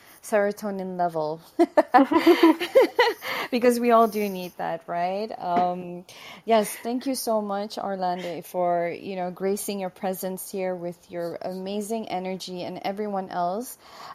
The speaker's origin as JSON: {"language": "English", "country": "Brunei", "said": "I'm from Brunei Darussalam."}